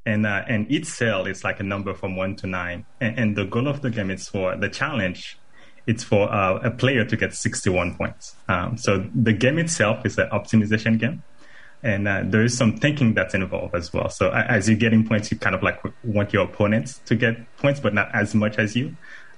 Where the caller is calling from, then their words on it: Apopka, Florida, United States; I am joining live from Apopka, Florida, not too far from your studio.